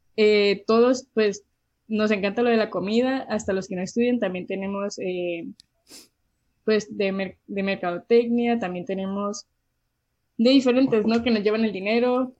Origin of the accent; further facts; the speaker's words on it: Mexicali, Baja California, Mexico; also born or lived in Calexico, California, United States; soy de Mexicali, em, nací aquí, he vivido aquí toda mi vida y también he vivido en Caléxico